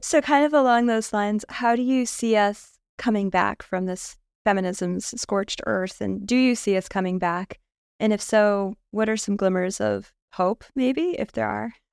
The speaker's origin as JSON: {"language": "English", "country": "United States", "said": "as an American high school student in the nineties"}